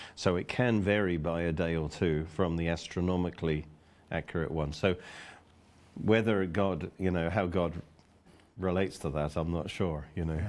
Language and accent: English; Oxford, South East England, United Kingdom; I'm from Oxford